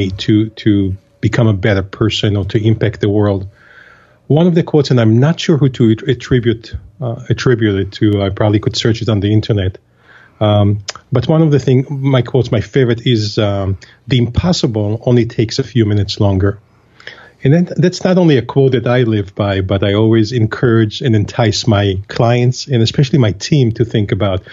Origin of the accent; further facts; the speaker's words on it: Israel; moved away as an adult; now in United States; I was born and raised in Israel, and I was 22 or 21 years of age right after the military service when I first had the opportunity to arrive to the U.S.